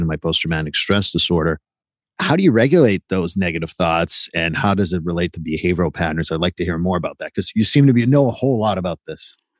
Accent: Quebec, Canada; I grew up in Quebec and they're all my Quebec friends.

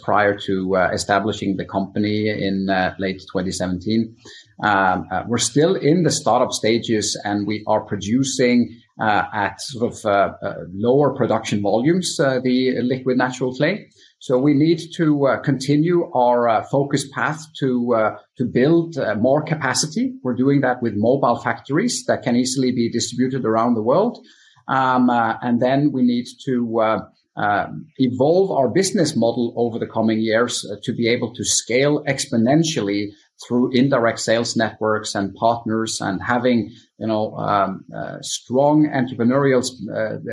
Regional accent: Stavanger, Rogaland, Norway; also born or lived in United States; now in Stavanger, Norway; I could move back from the US to my hometown Stavanger

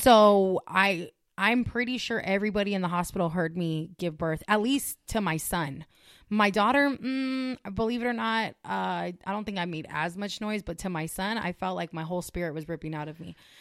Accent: California, United States; moved away as an adult; also born or lived in Las Vegas; I'm from California.

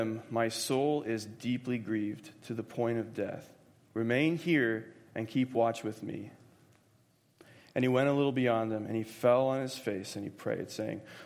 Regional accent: Florida, United States; I grew up in Florida

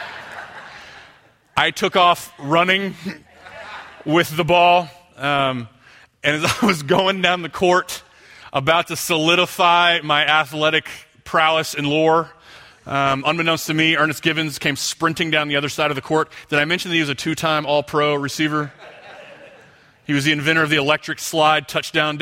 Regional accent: Houston, Texas, United States; I grew up in Houston over on the other side of town

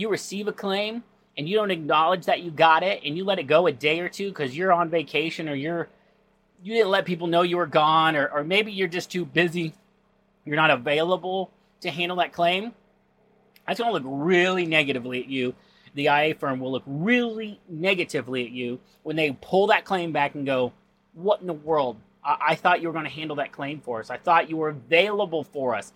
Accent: North Carolina, United States; moved away; my hometown church back in North Carolina

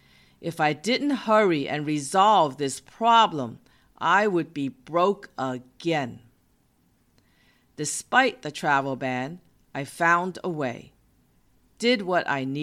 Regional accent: Boston, Massachusetts, United States; He was from California and I was from Massachusetts. We met in my hometown of Boston.

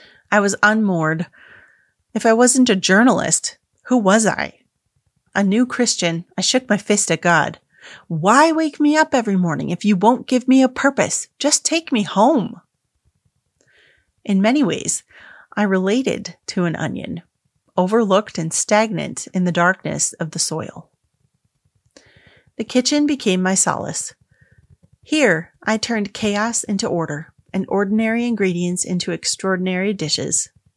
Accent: Dubai, United Arab Emirates; I'm a dyed-in-the-wool third culture kid. I'm Indian, grew up in Dubai, but attended a British-run school.

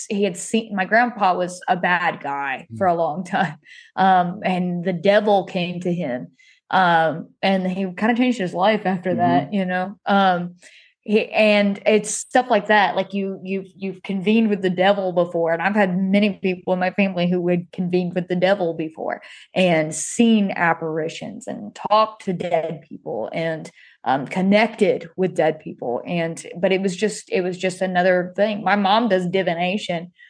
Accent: Haywood County, North Carolina, United States; I'm from Haywood County, North Carolina

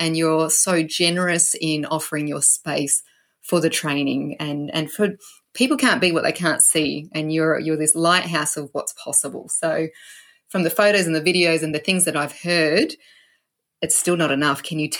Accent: South Australia, Australia; moved away; where I grew up, in the farm area where I grew up in South Australia

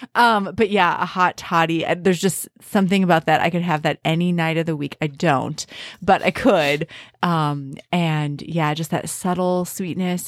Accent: Minnesota, United States; as a Minnesotan

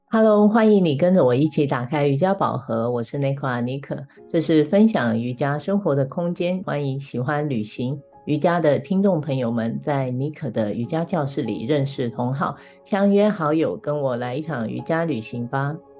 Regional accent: Taiwan; moved away as an adult; also born or lived in Shanghai, China / United Kingdom; 回来台湾生活这几个月啊，虽然我也是台湾出生长大的

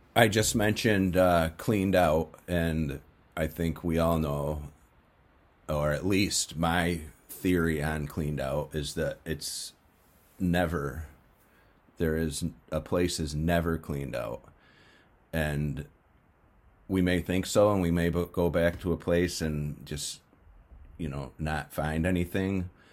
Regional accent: New England, United States; this slow-moving river in my hometown

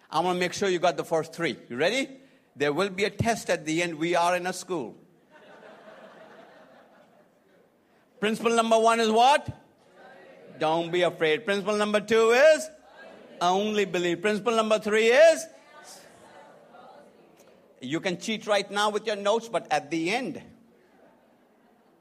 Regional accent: India; moved away as an adult; also born or lived in Atlanta, Georgia; now in United States; I'm from India, who lives in America right now

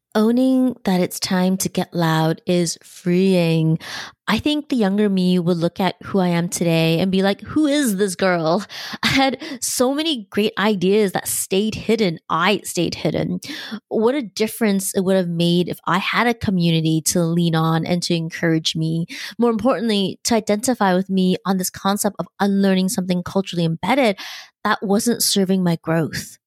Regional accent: Canada; I was born in Canada, there were cultural and ethnic norms in my upbringing

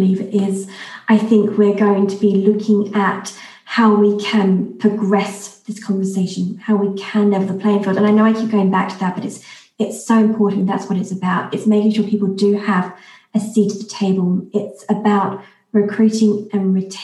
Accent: London, United Kingdom; moved away as an adult; also born or lived in Australia; Being a Londoner born and bred

